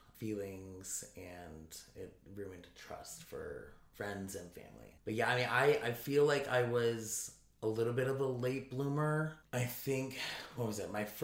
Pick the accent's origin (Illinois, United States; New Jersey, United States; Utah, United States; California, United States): Illinois, United States; Naperville; I grew up in Naperville.